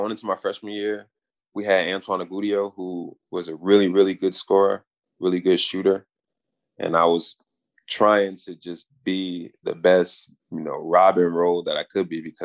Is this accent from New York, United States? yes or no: yes; New York, United States; also born or lived in Brooklyn; I'm from New York. I've been here, you know, all my life